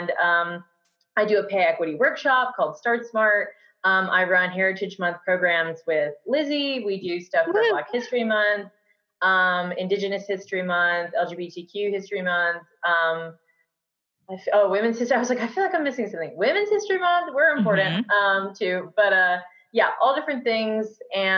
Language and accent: English; Auburn, Alabama, United States; I am from Auburn